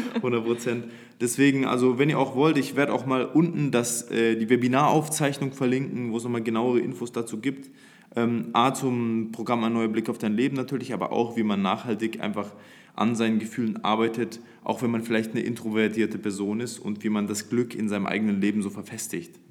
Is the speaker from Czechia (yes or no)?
no; Nuremberg, Bavaria, Germany; moved away as an adult; now in Dubai, United Arab Emirates; wir kommen aus Nürnberg